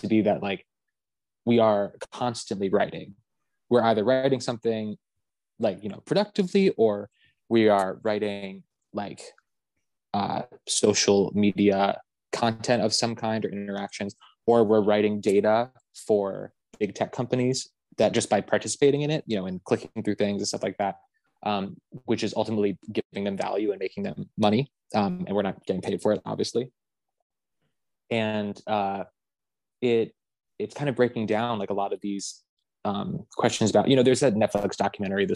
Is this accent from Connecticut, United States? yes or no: yes; Connecticut, United States; I grew up in Connecticut.